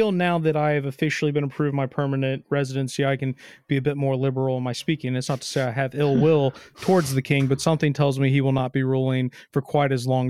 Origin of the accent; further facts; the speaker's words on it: United States; now in United Kingdom; maybe it's just where I'm from, either growing up in America or now living in the UK